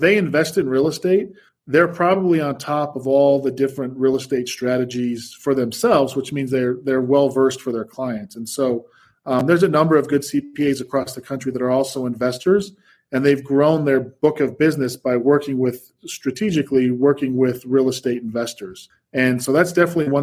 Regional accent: Salt Lake City, Utah, United States; moved away as an adult; also born or lived in New York; I was born and raised here in Salt Lake

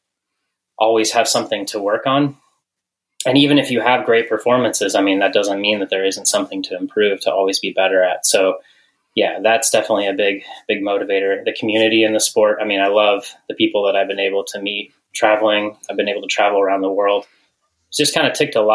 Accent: Western Colorado, United States; also born or lived in Missoula, Montana; growing up in Colorado, Western Colorado, with some parents who always had us outside.

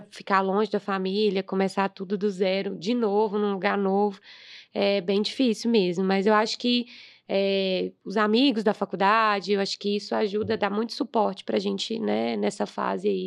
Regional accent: Bahia, Brazil; moved away as an adult; now in Belo Horizonte, Brazil; Na verdade, eu sou da Bahia.

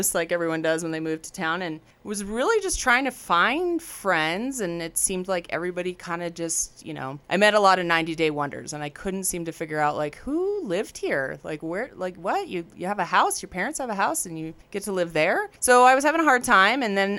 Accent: Washington, United States; moved away as an adult; now in Jackson, United States; Well, I'm from Washington State originally, and I am a real true ski bum.

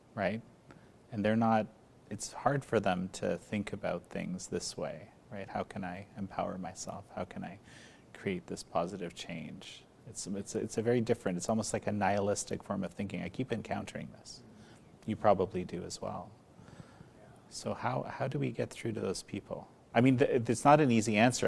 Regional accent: Canada; in Canada, my home country

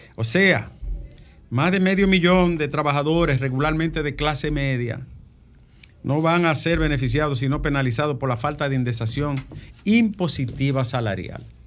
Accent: Bonao, Monseñor Nouel, Dominican Republic; moved away; En mi pueblo acompañaba a la gente allá, Alejandro, en Bonao.

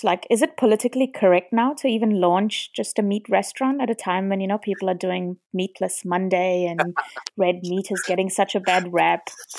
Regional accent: India; being Indian

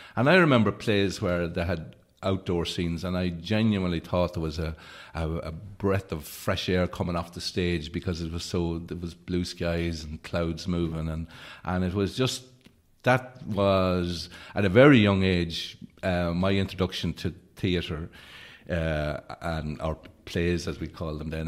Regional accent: Leitrim, Ireland; also born or lived in Carrigallen; growing up in Leitrim

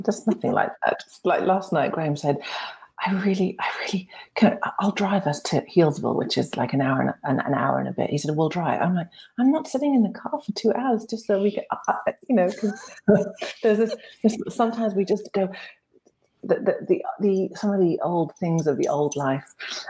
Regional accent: Cairo, Cairo Governorate, Egypt; I grew up in the Middle East, and when I was coming home from school, this is in Cairo, being dropped off in this dusty, devoid of nature place

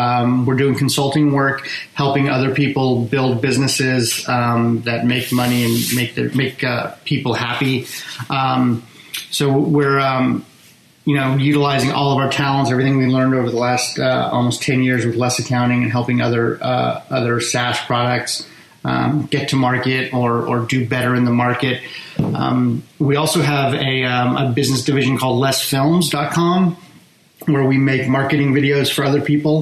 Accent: just outside of Los Angeles, California, United States; I was raised in just outside of Los Angeles

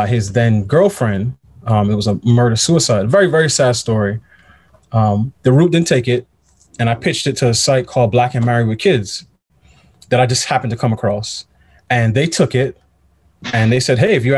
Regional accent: New York City, New York, United States; moved away as an adult; also born or lived in Pittsburgh; I'm from New York. I grew up in New York, in Queens

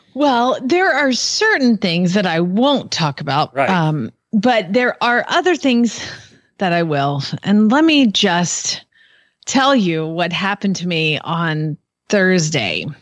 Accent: Georgia, United States; moved away; I'm from Georgia

